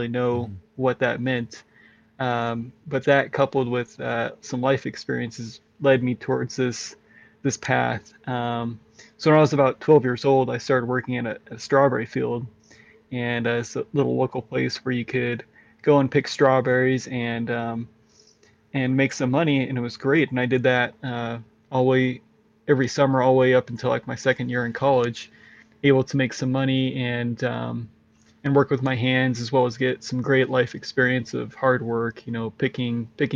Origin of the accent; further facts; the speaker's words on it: Walla Walla, Washington, United States; I grew up in Walla Walla, Washington. It's in the southeast corner of Washington State